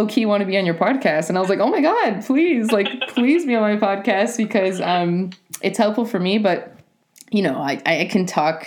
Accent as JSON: {"language": "English", "town": "Providence", "region": "Rhode Island", "country": "United States", "tie": "born or raised there", "also_born_or_lived": "Spain / Portugal", "moved": "as an adult", "said": "Providence is, you know, it's my hometown. It's where I was born and raised"}